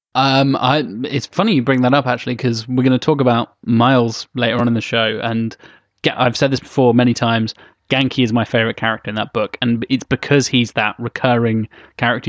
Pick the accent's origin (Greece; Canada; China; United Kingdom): United Kingdom; England; I'm English